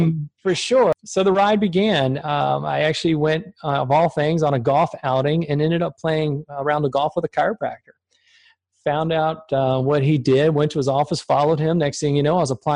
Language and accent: English; Richmond, Virginia, United States; also born or lived in Germany; I was born in Germany. We moved over to the United States when I was about 6 months old. My dad worked for a German company as an engineer and transplanted over to the States at a very early age. And grew up in Richmond, Virginia